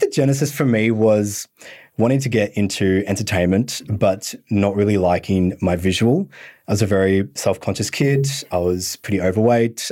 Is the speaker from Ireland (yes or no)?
no; Bendigo, Victoria, Australia; I'm from Country Victoria as well, so more the northern part